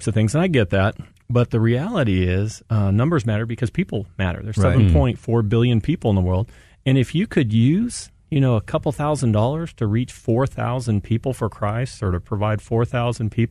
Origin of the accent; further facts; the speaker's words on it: San Diego, California, United States; moved away; I'm originally from San Diego